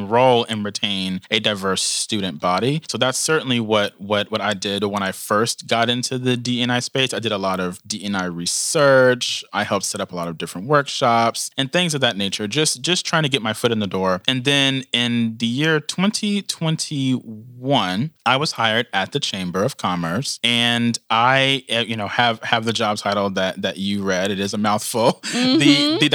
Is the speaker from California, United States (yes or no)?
no; Louisville, Kentucky, United States; I was born and raised in Louisville, Kentucky. I've lived here my entire life